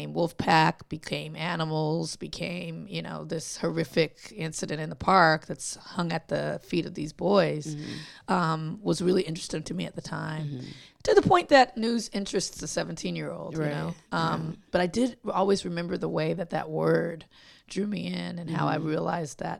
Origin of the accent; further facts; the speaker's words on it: Compton, California, United States; I grew up in Compton on the West Coast.